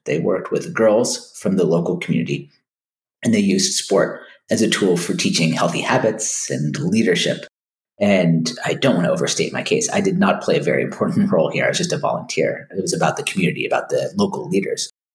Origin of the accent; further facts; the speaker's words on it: United States; a kid growing up in the United States